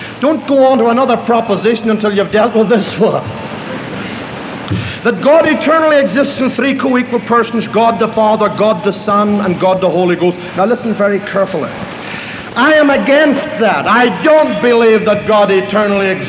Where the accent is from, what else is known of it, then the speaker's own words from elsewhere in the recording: Ireland; I'm an Irishman, but I'm not a green Irishman. I'm an orange Irishman